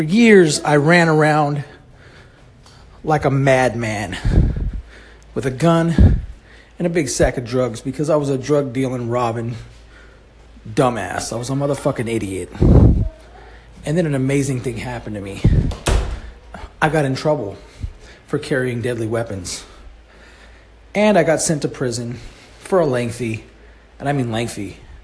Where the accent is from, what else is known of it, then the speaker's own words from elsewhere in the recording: California, United States; I am from California